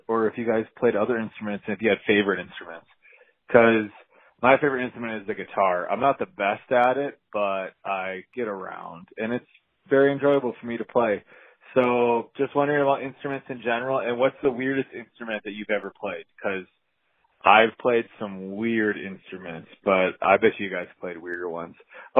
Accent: Minnesota, United States; I'm from Minnesota.

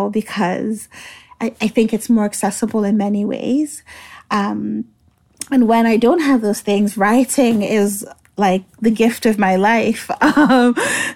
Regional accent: Nigeria; moved away; also born or lived in Halifax; I was born and raised in Nigeria, that's where I'm from

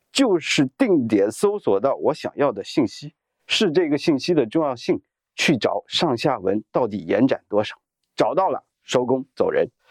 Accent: China; 我们中国人

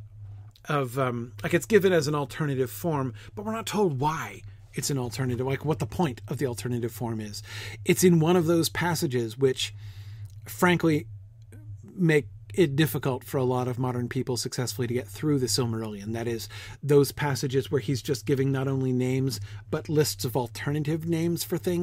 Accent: United States; as an American

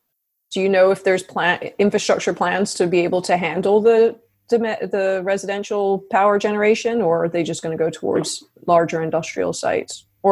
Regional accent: Tiree, Scotland, United Kingdom; the sunniest place in the UK is the Isle of Tyree, where I grew up in the Western Hebrides

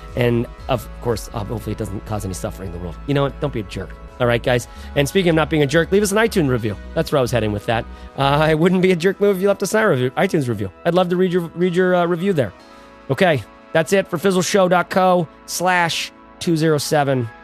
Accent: Bay Area, California, United States; we're from the Bay Area

